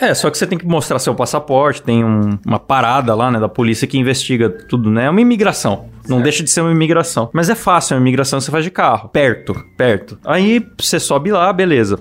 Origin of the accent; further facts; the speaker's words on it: São Paulo, Brazil; quando eu era criança em São Paulo, eu já andei nas famosas lotações.